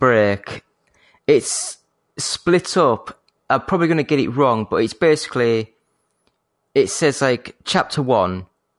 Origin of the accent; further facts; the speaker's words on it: Yorkshire and the Humber, United Kingdom; I say a fake posh. I'm from Yorkshire. It's as posh as I get, you know.